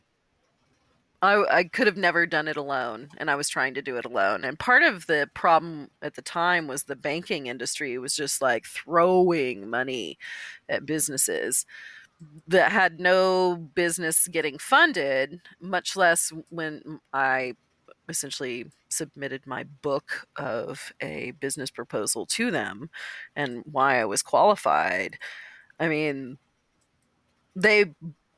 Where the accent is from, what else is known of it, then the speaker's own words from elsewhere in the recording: Austin, Texas, United States; moved away; it was my hometown